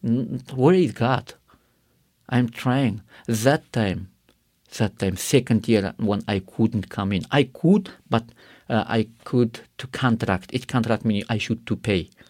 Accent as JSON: {"language": "English", "region": "Karakalpakstan", "country": "Uzbekistan", "tie": "born or raised there", "second_language": "English", "said": "I grew up in Karakal, Pakistan, where it is, uh, one of Muslim country"}